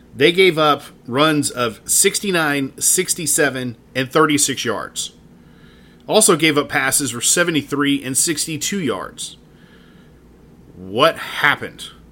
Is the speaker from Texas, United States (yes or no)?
yes; Dallas, Texas, United States; I was born and raised in Dallas.